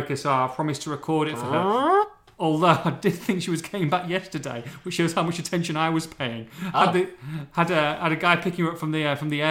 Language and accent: English; Hull, Yorkshire and the Humber, United Kingdom; when I was little growing up in Hull and I was like 10, 12, 14